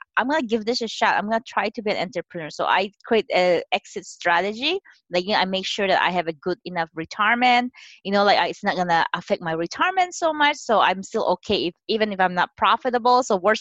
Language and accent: English; Philippines; moved away as an adult; now in San Francisco Bay Area, United States; I'm Chinese. I was born and raised in the Philippines